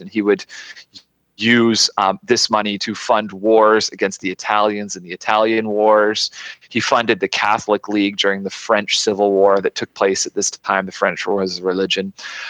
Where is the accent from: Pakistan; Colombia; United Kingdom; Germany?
United Kingdom; Scotland; being a Scotsman